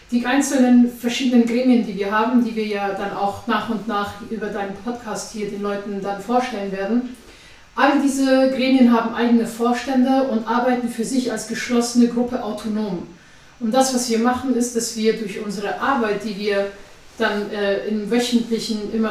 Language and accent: German; Afghanistan; now in Germany; ich bin ähm, 29 Jahre alt, ich komme eigentlich aus Afghanistan.